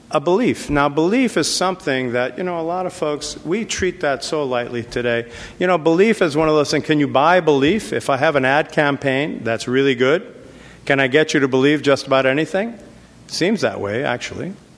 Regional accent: New York City, New York, United States; moved away; also born or lived in California; I grew up in the South Bronx, very tough environment.

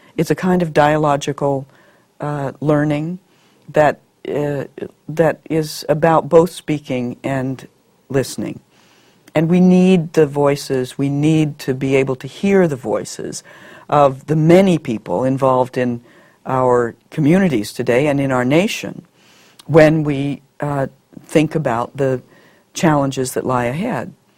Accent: Montana, United States; moved away; growing up in Montana

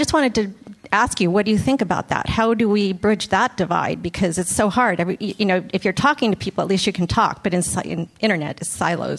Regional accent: San Diego, California, United States; I grew up in San Diego near the border. I'm Mexican American

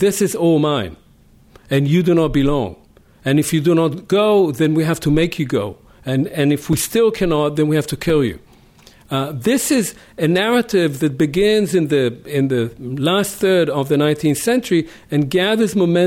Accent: Israel; I grew up next to in Israel, next to villages that had been entirely obliterated

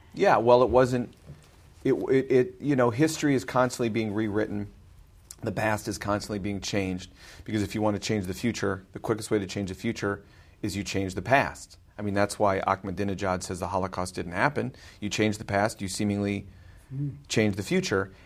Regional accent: Glencoe, Illinois, United States; I grew up in Glencoe, on the north shore of Chicago

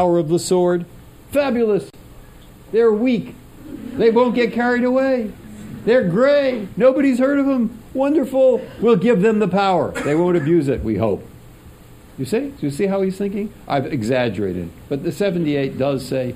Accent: San Francisco, California, United States; moved away as an adult; also born or lived in Cambridge, Massachusetts; it's high school, and it's growing up in San Francisco

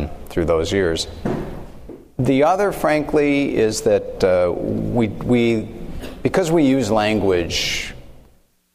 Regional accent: Chicago, Illinois, United States; I grew up in Chicago. I was born and raised in the city of Chicago till I was 13 years old, and then my parents moved to the suburbs

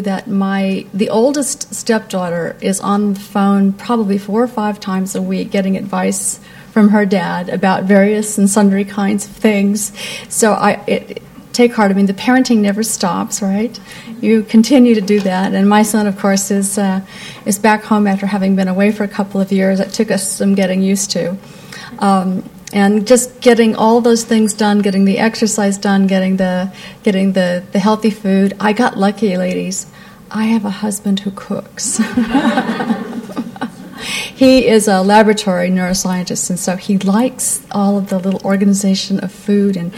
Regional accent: Appalachia, mountains of Kentucky, United States; now in San Francisco, United States; But I was born in Appalachia, actually, up in the mountains of Kentucky, and my parents were missionaries in 1952

